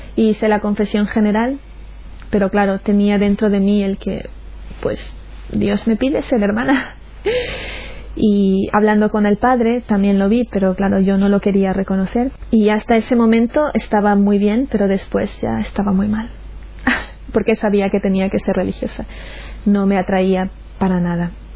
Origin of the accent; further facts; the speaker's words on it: Chone, Manabí, Ecuador; moved away; also born or lived in Portoviejo, Ecuador; aunque yo nací en Puerto Viejo, luego cuando mis padres se separaron nos fuimos a vivir a Chone